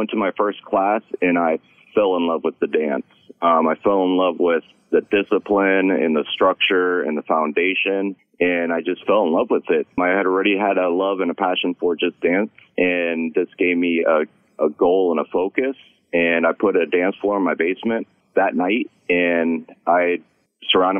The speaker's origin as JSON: {"language": "English", "town": "Columbus", "region": "Ohio", "country": "United States", "tie": "born or raised there", "said": "I was born and raised here in Columbus, Ohio"}